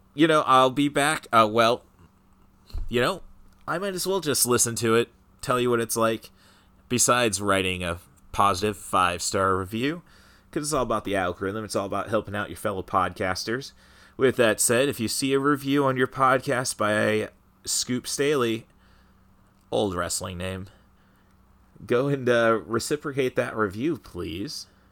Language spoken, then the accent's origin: English; Peoria, Illinois, United States; my hometown of Peoria